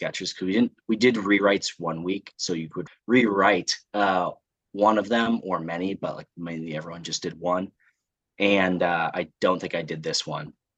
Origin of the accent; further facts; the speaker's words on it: north of Indianapolis, United States; moved away as an adult; also born or lived in Chicago; now in Washington, D.C., United States; I actually grew up in Indiana, just north of Indianapolis.